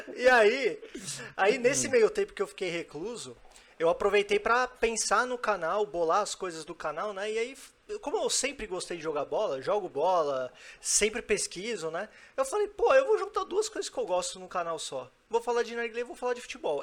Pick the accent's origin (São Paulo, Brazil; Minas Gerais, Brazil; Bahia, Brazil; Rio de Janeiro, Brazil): São Paulo, Brazil; now in Brasília, Brazil; Eu sou de São Paulo, mas moro em Brasília há 14 anos